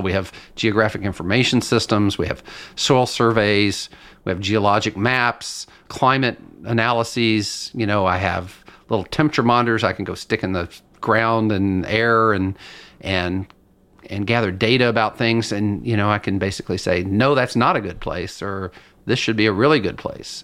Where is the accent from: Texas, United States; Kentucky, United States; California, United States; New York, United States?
Kentucky, United States; Lexington; moved away as an adult; now in Washington State, United States; I grew up in Lexington, Kentucky, in a horse farm country